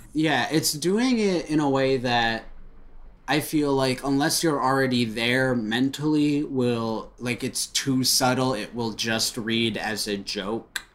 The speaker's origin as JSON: {"language": "English", "town": "Royal Oak", "region": "Michigan", "country": "United States", "tie": "born or raised there"}